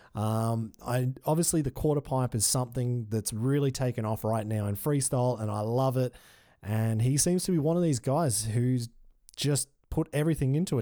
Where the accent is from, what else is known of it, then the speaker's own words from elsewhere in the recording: Australia; as an Australian